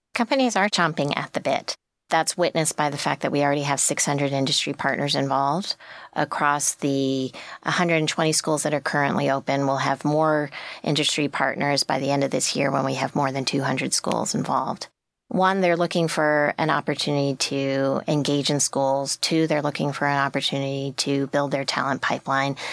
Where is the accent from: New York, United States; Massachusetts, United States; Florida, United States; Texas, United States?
New York, United States; I'm from New York